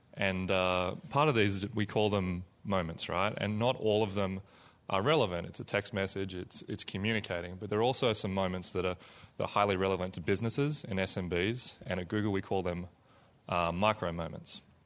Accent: Melbourne, Victoria, Australia; moved away; I come from Australia, place called Melbourne, Australia

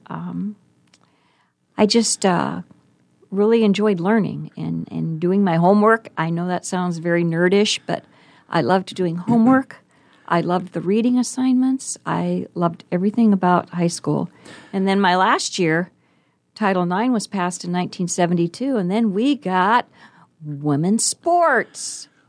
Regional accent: Wahoo, Nebraska, United States; now in Omaha, United States; I grew up in Wahoo, Nebraska

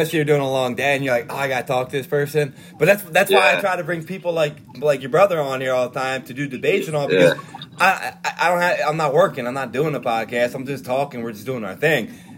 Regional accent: Norristown, Pennsylvania, United States; growing up in Norristown.

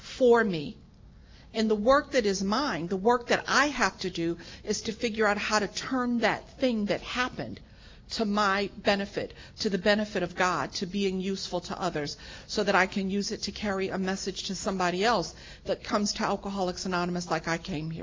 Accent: New York City, New York, United States; moved away as an adult; now in California, United States; I'm born and raised in New York City

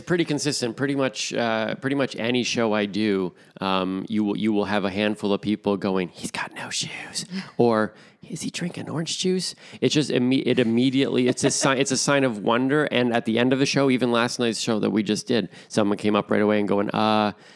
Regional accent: Toronto, Ontario, Canada; moved away as an adult; now in Stirling, Canada; born and raised in Toronto

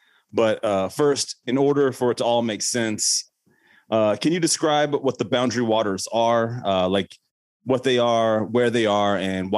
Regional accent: Arizona, United States; moved away; I'm originally from Arizona, and I know firsthand what copper strip mining looks like.

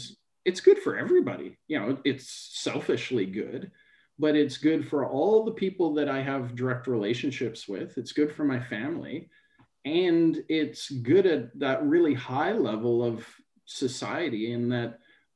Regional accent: near Thunder Bay, Ontario, Canada; I grew up in Canada, not so far from Thunder Bay in Ontario

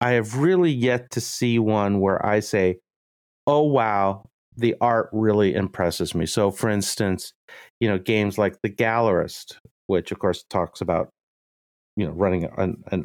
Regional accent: United States; I'm your American host

